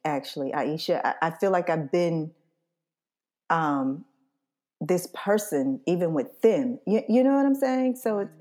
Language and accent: English; Scottsboro, Alabama, United States; Scottsboro, Alabama, my hometown